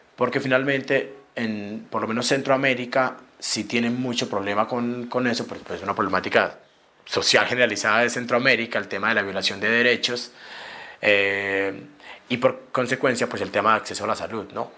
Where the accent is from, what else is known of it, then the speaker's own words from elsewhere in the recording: Medellín, Antioquia, Colombia; soy de Medellín, tengo 32 años